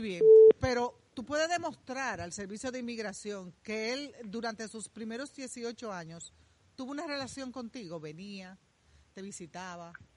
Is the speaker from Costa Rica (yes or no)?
no; Dominican Republic; los dominicanos siempre hemos tenido una larga historia